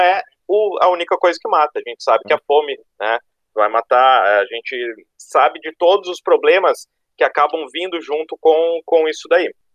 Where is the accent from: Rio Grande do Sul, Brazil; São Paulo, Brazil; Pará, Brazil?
Rio Grande do Sul, Brazil; now in Florianópolis, Brazil; sou sulista, eh, não de Santa Catarina, sou do Rio Grande